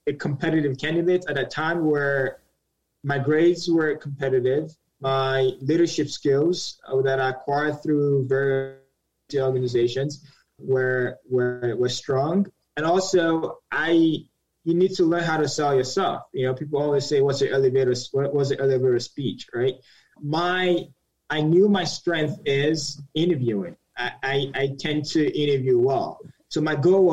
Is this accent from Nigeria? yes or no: yes; Nigeria; moved away as an adult; now in United States; I'm Nigerian, moved to the United States when I was 18